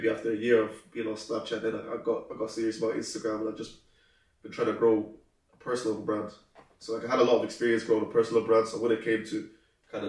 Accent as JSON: {"language": "English", "town": "Mountmellick", "region": "Laois", "country": "Ireland", "tie": "born or raised there", "moved": "as an adult", "lives_now": "Dublin, Ireland", "said": "Leash, Mount Melick in Leash."}